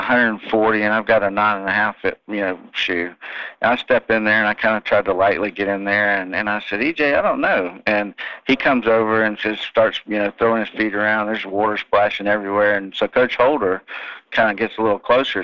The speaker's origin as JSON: {"language": "English", "town": "Atlanta", "region": "Georgia", "country": "United States", "tie": "born or raised there", "also_born_or_lived": "Norman, Oklahoma", "moved": "as an adult", "said": "I grew up in Atlanta"}